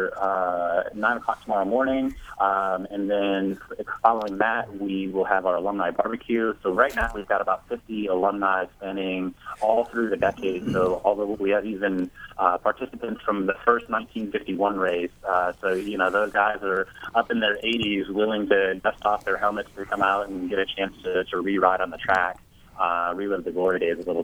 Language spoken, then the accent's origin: English; Indiana, United States; I grew up in Indiana. I'm a native Hoosier.